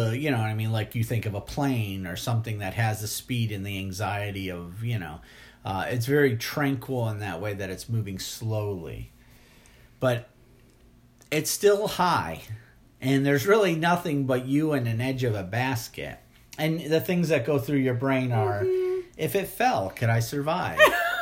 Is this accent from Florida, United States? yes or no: yes; Fort Lauderdale, Florida, United States; now in Mississippi, United States; I was raised in Fort Lauderdale.